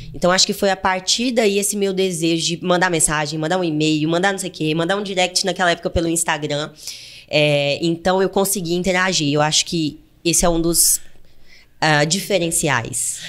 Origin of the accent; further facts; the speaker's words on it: interior of Goiás, Brazil; moved away as an adult; also born or lived in Fortaleza, Ceará; eu nasci no interior de Goiás, né, gente? Pelo meu sotaque, dá pra perceber